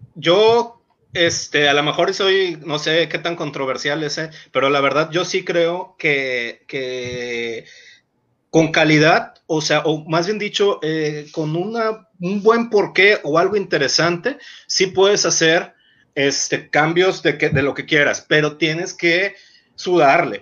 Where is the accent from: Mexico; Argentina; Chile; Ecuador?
Mexico; yo soy de México, o sea, yo vivo allá, no vivo aquí